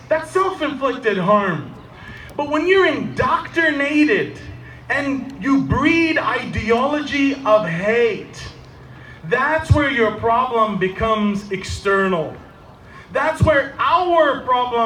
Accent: Canada; I am a Canadian

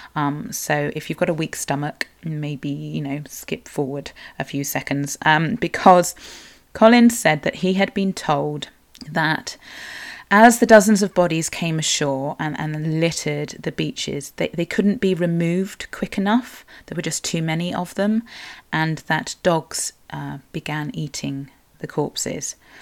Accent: Cornwall, South West England, United Kingdom; I'm a Cornish writer, blogger and sometimes podcaster

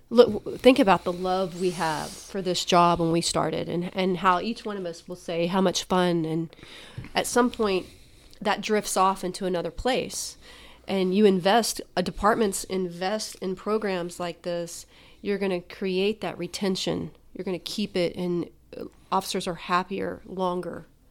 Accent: Oklahoma, United States; I'm from Oklahoma

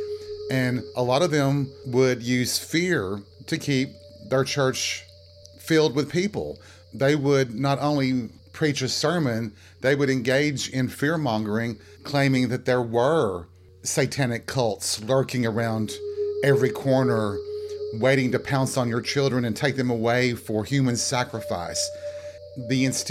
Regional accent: Appalachia, United States; the woods and the forest in Appalachia, in the areas that I lived

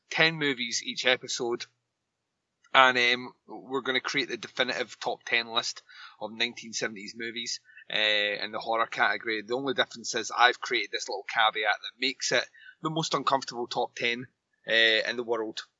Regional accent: Scotland, United Kingdom; I'm Scottish.

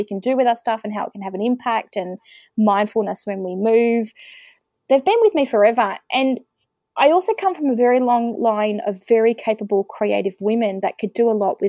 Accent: Melbourne, Victoria, Australia; also born or lived in Western Australia; now in Bairnsdale, Australia; So I am originally from Melbourne. I spent some time living in WA for a few years as a kid and wound back in Victoria. Now living in East Gippsland, which is regional Victoria, about 3.5 hours away from Melbourne.

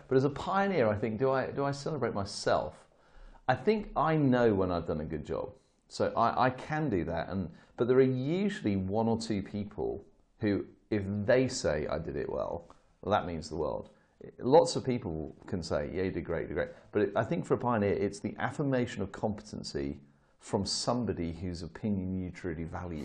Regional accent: United Kingdom; as a Brit

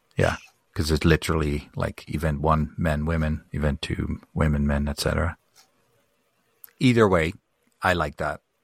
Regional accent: Netherlands; moved away; I grew up in Holland

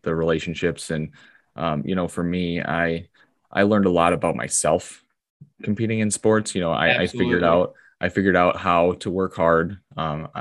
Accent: Monroe, Wisconsin, United States; growing up here in Monroe

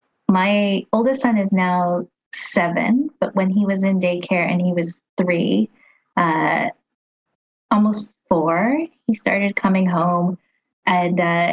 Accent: Philippines; We're Filipino.

